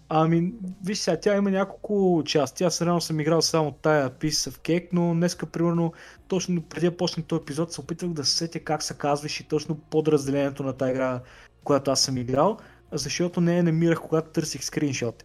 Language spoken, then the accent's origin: Bulgarian; Plovdiv, Plovdiv Province, Bulgaria; moved away as an adult; also born or lived in London; аз съм от Пловдив